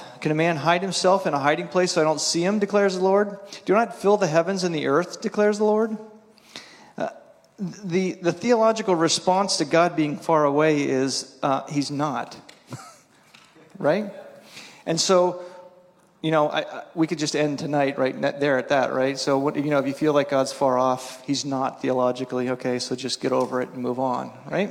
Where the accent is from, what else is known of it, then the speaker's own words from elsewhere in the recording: East Coast, United States; I grew up on the East Coast, and the East Coast is way more, you follow these steps.